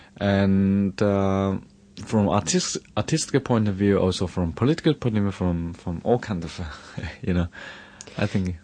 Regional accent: Hunan, China; when I was child, uh, growing up in Shenzhou, Hunan

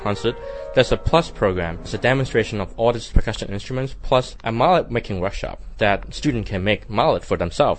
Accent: Hong Kong; now in Macau; I was born in Hong Kong and I'm now working in Macau Orchestra as the percussionist.

